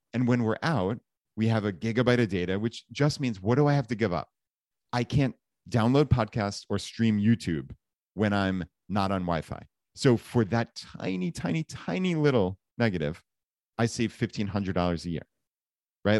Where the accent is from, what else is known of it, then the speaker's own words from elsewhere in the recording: Long Island, New York, United States; moved away as an adult; we grew up right outside of New York City, so in, uh, Long Island, so suburb of, of New York City